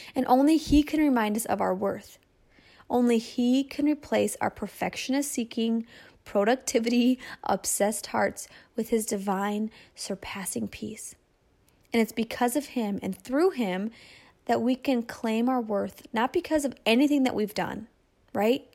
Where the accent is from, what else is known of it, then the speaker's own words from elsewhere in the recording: Michigan, United States; my hometown in Michigan